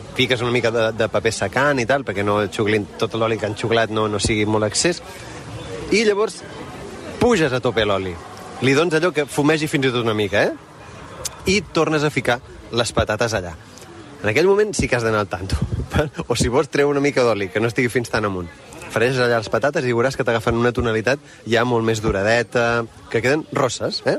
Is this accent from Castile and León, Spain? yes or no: no; Catalonia, Spain; som catalans